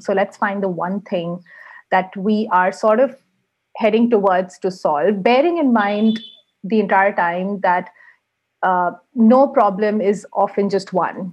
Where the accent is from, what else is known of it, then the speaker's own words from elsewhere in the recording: India; moved away as an adult; now in Helsinki, Finland; I am Indian, but I live in Helsinki at the moment.